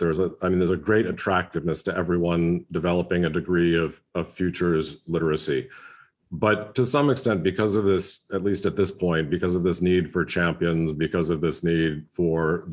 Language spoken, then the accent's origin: English; United States; as someone who's, you know, living and working in the United States, as an American